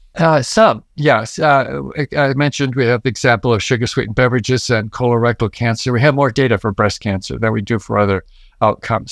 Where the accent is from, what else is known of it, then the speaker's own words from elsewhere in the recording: Midwest, United States; I grew up in the Midwest